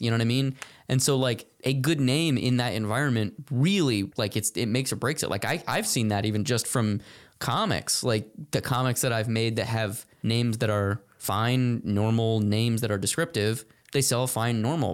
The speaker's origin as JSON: {"language": "English", "region": "Arizona", "country": "United States", "tie": "born or raised there", "said": "Growing up in Arizona"}